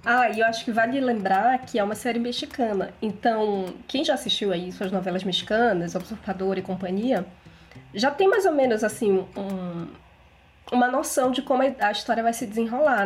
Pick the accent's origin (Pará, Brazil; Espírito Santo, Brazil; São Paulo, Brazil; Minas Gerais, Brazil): Pará, Brazil; Belém; moved away; eu saí de Belém, eu tô morando em outra cidade, então eu fico assim, não fale mal da minha cidade, minha cidade é maravilhosa